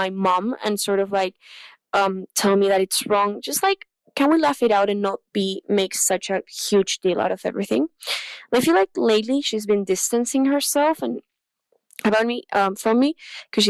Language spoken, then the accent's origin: English; Chile; English is a second language; I'm from Chile